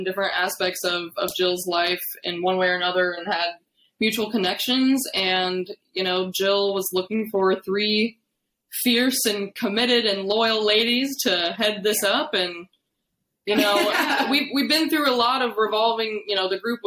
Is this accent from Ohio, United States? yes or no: yes; Findlay, Ohio, United States; moved away as an adult; now in Nashville, United States; I am originally from Northwest Ohio, a town called Findlay